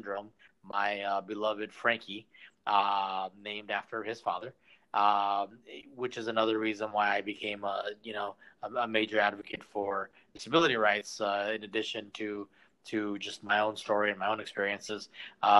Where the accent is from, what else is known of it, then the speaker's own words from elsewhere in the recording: San Diego, California, United States; how I wound up here full time, and how I wound up growing up in San Diego